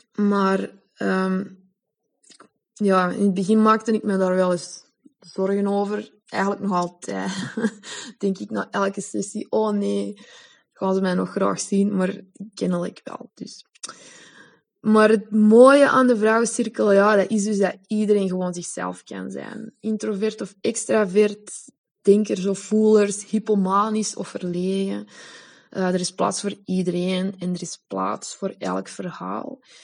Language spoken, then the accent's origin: Dutch; Belgium; first language Dutch; moved away as an adult; now in Spain; vrouwen uit mijn geboorteland